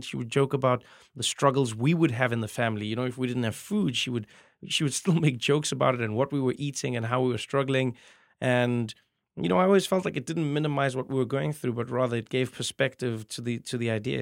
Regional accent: South Africa; moved away as an adult; now in United States; as a South African comedian

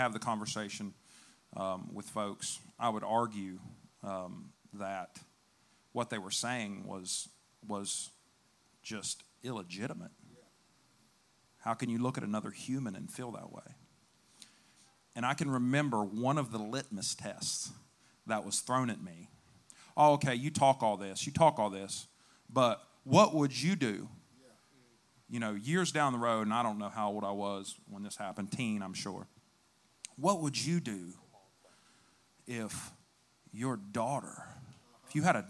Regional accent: West Virginia, United States; also born or lived in Chicago, Illinois; So I went from downtown Chicago to the sticks of West Virginia

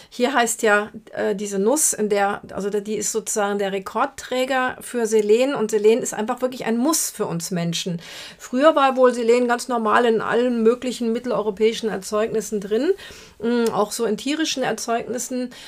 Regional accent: Brazil; moved away; aus meiner Heimat Brasilien

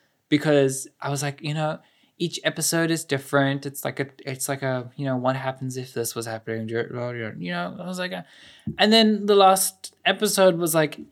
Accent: South Africa; as a South African, as an African

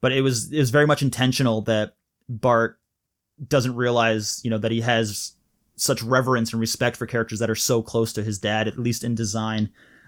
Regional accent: Malaysia; because I was living overseas, I grew up in Malaysia, and we were always like a couple seasons behind.

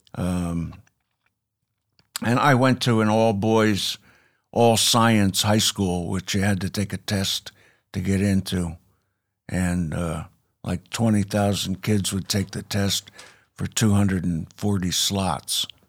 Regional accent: New York City, New York, United States; moved away as an adult; also born or lived in Pittsburgh, Pennsylvania; now in Chattanooga, United States; I hatched in uh, Pittsburgh, Pennsylvania, but moved to New York when I was six

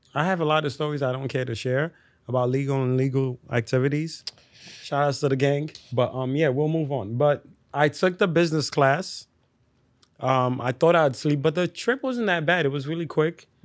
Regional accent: New York City, New York, United States; also born or lived in Delta State, Nigeria; growing up in the Bronx

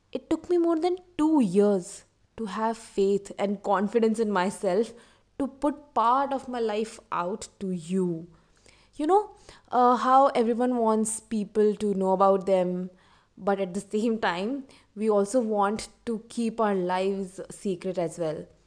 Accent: Jaipur, Rajasthan, India; मैं जयपुर शहर से हूँ बचपन से जॉइंट फैमिली में रही हूँ

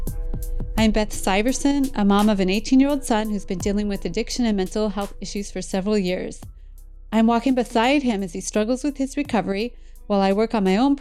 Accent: Iowa, United States; moved away; I grew up in Iowa

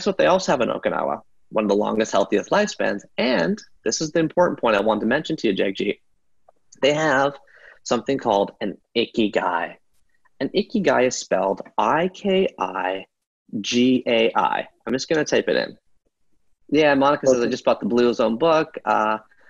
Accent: Canada; I was born in Canada in 1979

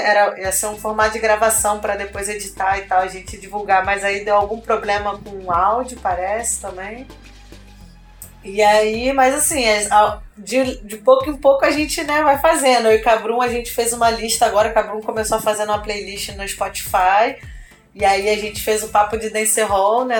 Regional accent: São João de Meriti, Rio de Janeiro, Brazil; E eu sou da Baixada Fluminense, sou de São João de Meriti

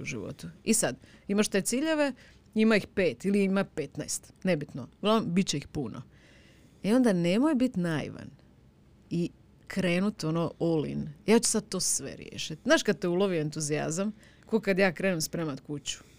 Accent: Osijek, Osijek-Baranja County, Croatia; ja sam ipak iz Osijeka

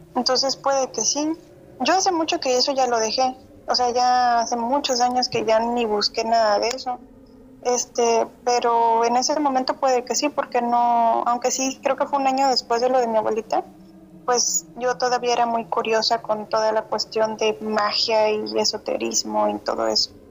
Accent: San José del Cabo, Baja California Sur, Mexico; also born or lived in Guadalajara; yo soy de Los Cabos

